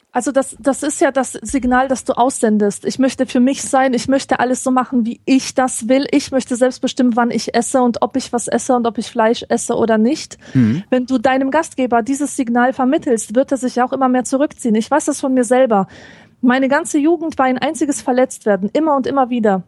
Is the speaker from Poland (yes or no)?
yes; Poland; moved away; als Polin